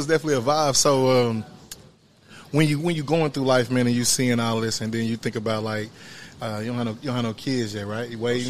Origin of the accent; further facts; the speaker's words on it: Wyandotte County, Kansas, United States; Originally born and raised in Wyandotte County.